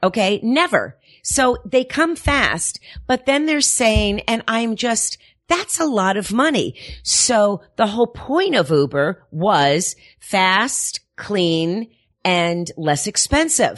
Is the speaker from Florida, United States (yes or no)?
yes; Miami, Florida, United States; moved away; also born or lived in Paterson, New Jersey; was raised in Miami, Florida